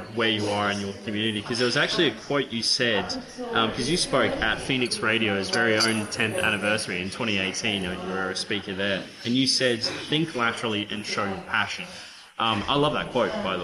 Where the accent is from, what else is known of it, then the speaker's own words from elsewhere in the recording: Booval, near Ipswich, Queensland, Australia; I grew up in Boona, actually. I'm not sure if I ever told you that, near Ipswich